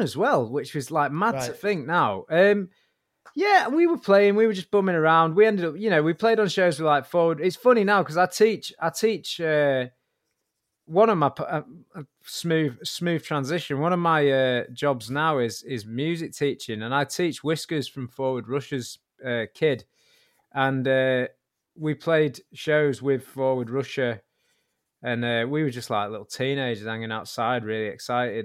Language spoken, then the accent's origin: English; Warrington, North West England, United Kingdom; I was from Warrington, there was a really good band. We were kind of the big band in Warrington